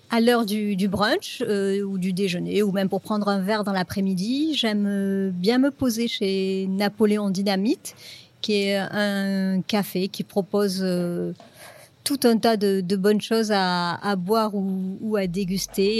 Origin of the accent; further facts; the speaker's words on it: Nîmes, Occitania, France; now in Montpellier, France; je suis euh, montpelliéraine d'adoption. Je suis née à Nîmes dans les années 60.